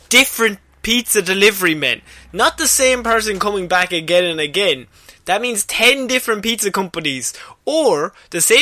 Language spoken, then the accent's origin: English; Ireland; as an Irish person